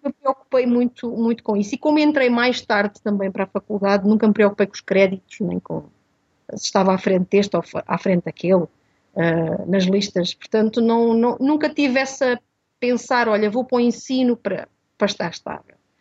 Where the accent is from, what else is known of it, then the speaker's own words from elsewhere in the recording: Portugal; also born or lived in Mozambique; eu nasci em Moçambique e vim para Portugal com 10 anos